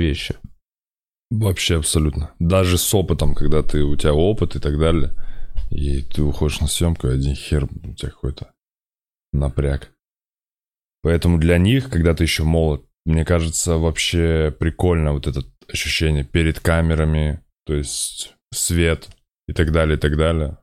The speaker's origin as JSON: {"language": "Russian", "country": "Kazakhstan", "said": "я из Казахстана, я из Темногорска"}